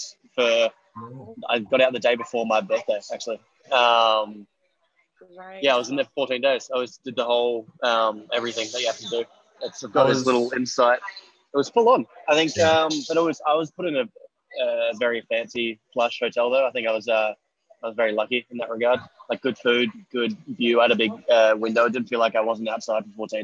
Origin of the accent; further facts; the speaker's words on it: Australia; accent: Australian; moved away as an adult; also born or lived in Los Angeles, United States; I'm an American soul with an Australian accent